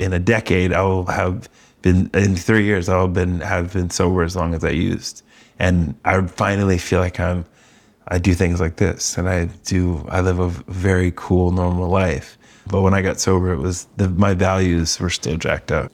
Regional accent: New York, United States; also born or lived in Coachella Valley; now in San Diego, United States; I'm being from New York

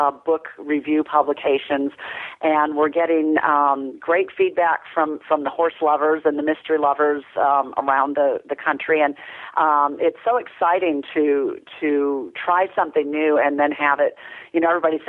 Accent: Minnesota, United States; also born or lived in rural Tennessee; now in Tennessee, United States; I'm from Minnesota originally. I've lived here for 26 years

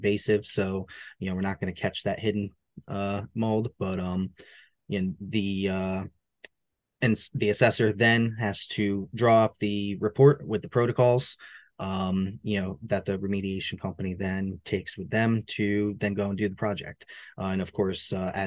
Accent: Hudson Valley, New York, United States; here in the Hudson Valley, in New York

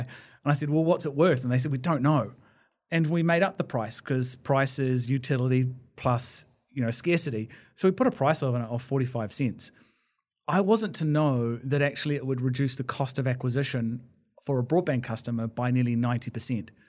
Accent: Blenheim, Marlborough, New Zealand; I was born in Blenheim in the South Island

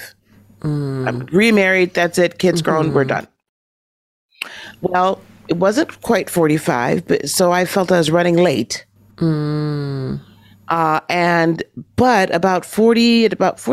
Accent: Wisconsin, United States; also born or lived in Chicago; I'm from Wisconsin

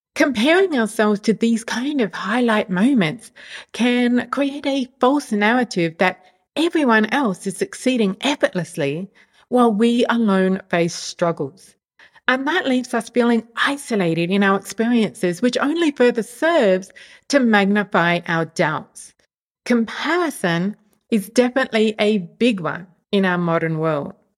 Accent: Australia; moved away as an adult; now in Europe; move from my home country, Australia, to the other side of the world

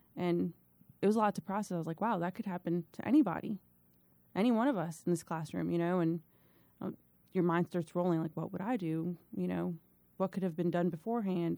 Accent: Miami, Florida, United States; moved away as an adult; now in Virginia, United States; I was born in Miami, Florida, born and raised Miami, Florida, uh, twenty-plus years there.

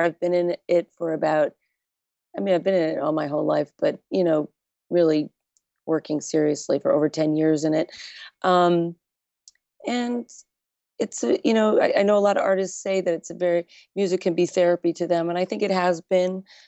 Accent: New York, United States; I am from New York, so I was going out at an early age

